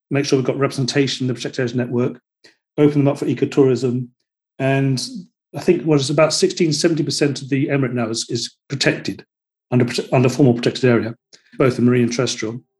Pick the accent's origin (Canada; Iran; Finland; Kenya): Iran; born there; I was born in Iran, and my grandfather was out here as an ambassador general in Yemen